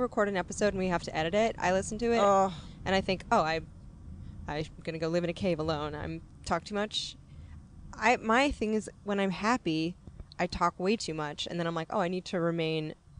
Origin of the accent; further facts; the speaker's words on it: Northern California, United States; accent: Californian; we were both raised in California, but I'm Northern Californian.